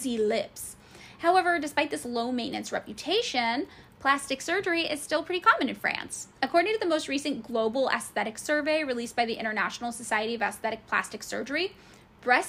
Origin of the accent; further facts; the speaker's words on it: United States; I am painfully American, and I am not very well traveled. I've never left North America